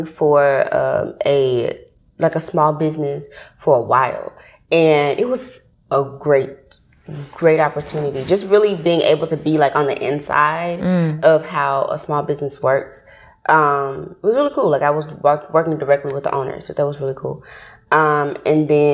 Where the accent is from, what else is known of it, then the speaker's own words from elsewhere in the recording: Memphis, Tennessee, United States; accent: country; moved away as an adult; now in Atlanta, United States; when I grew up in Memphis. I'm from Memphis, Tennessee